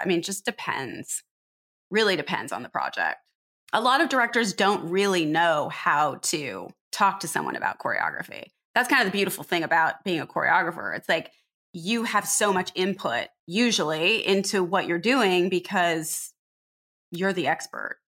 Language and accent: English; Riverside, California, United States; also born or lived in Pomona, California; now in Los Angeles, United States; I grew up in Pomona and Riverside.